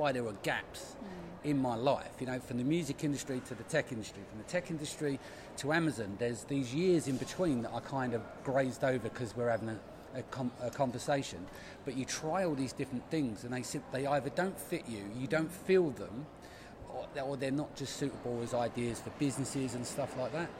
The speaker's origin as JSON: {"language": "English", "region": "London", "country": "United Kingdom", "tie": "born or raised there", "said": "we're from the East End. We didn't have much"}